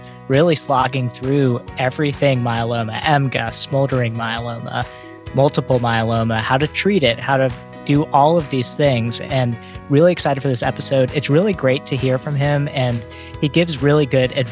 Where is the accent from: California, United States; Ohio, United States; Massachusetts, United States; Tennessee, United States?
Tennessee, United States; Knoxville; moved away; I grew up in Knoxville, Tennessee